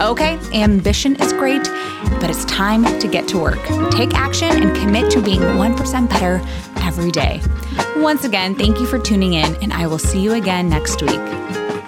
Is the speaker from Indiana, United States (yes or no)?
yes; Indiana, United States; I swore I never moved back to my hometown in Indiana. And, well, here we are, guys, in Indiana